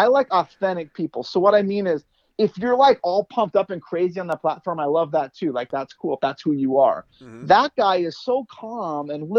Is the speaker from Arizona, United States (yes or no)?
yes; Arizona, United States; I grew up here in Arizona. We had horses as kids and stuff like that.